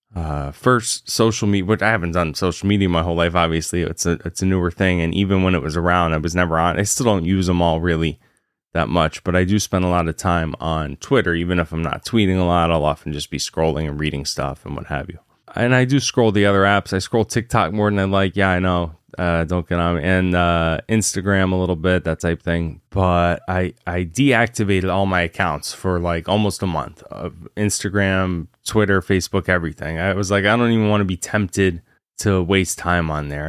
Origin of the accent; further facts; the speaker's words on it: Virginia, United States; moved away; also born or lived in Massachusetts; I grew up in Virginia